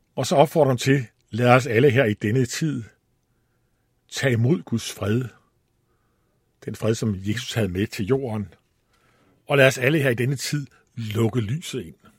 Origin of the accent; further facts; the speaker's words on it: Allingåbro, Central Denmark Region, Denmark; moved away; also born or lived in Copenhagen; så stammer jeg fra Djursland, fra en by, der hedder Alingobro. Der var jeg vokset op